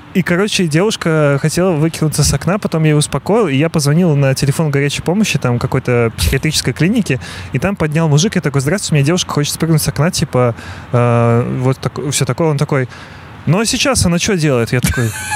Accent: Belarus; now in Russia; я белорус и живу в России

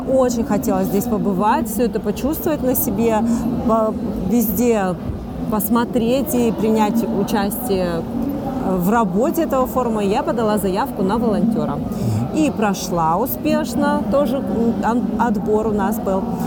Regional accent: Yekaterinburg, Sverdlovsk Oblast, Russia; Я из Екатеринбурга

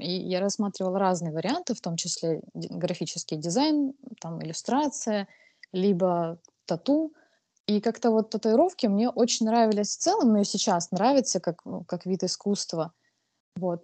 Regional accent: Krasnodar, Krasnodar Krai, Russia; я из Краснодара, то есть я в Краснодаре участвовала в маркетах самых разных

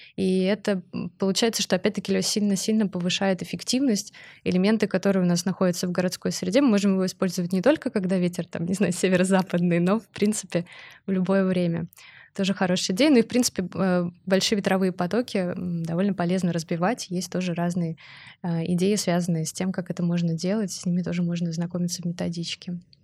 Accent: Saint Petersburg, Russia; я сама из Петербурга

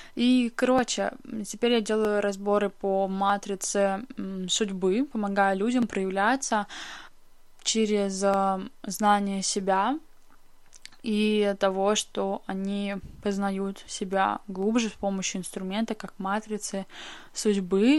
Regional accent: Russia; moved away as an adult; now in Moscow, Russia; в прекрасную столицу а, моей родины, а, в Москву, и теперь я живу здесь. Я переехала из своего родного города сюда

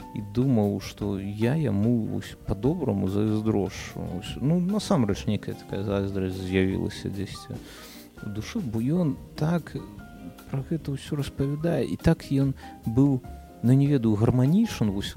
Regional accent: Belarus; мы ж беларусы

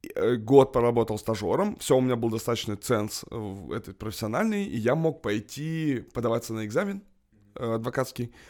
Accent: Kamchatka Krai, Russia; now in Moscow, Russia; Я просто босяк, как бы с Камчатки, с Дальнего Востока

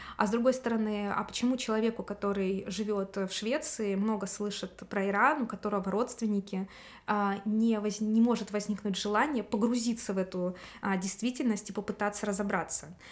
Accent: Russia

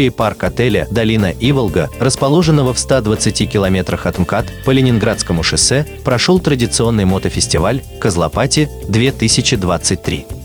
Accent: Domodedovo, Moscow Oblast, Russia; Я и сам из Домодедова. Э, езжу я сюда уже много лет.

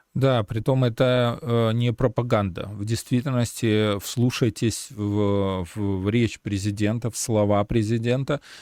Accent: Belarus; мы э, сейчас, белорусы

